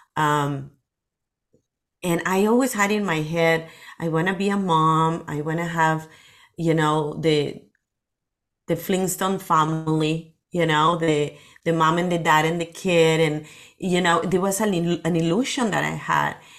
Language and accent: English; Lima, Peru; English is a second language; moved away as an adult; now in Las Vegas, United States; I was born in Peru, in Lima, in the city